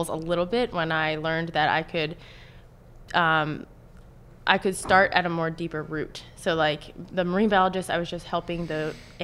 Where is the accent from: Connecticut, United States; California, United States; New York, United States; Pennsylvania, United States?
Pennsylvania, United States; West Chester; I grew up in Westchester, Pennsylvania, right in the borough, so like a block from Westchester University